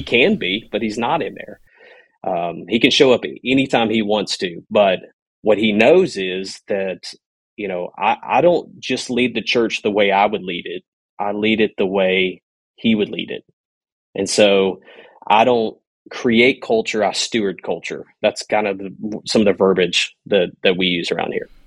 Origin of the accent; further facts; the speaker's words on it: Louisiana, United States; moved away; I grew up in Louisiana, uh, on a bayou, Red Chute Bayou